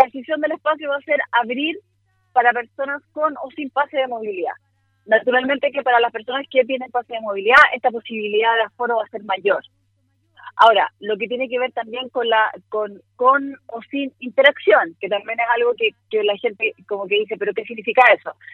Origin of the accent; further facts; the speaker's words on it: Chile; como chilenos que somos